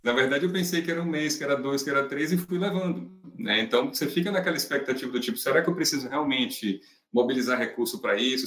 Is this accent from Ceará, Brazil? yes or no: no; Salvador, Bahia, Brazil; moved away as an adult; now in São Paulo, Brazil; sou nascido em Salvador, moro em São Paulo já há alguns anos